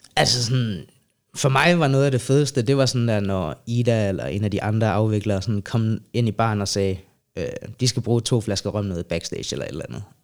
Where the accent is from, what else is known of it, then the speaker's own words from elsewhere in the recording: Sønder Omme, Southern Denmark, Denmark; moved away as an adult; now in Copenhagen, Denmark; jeg er fra Jylland, rigtigt. Øh, fra en lille by, der hedder Sønder Omme, tæt ved Legoland, Billund. Så flytter jeg til København som 18-årig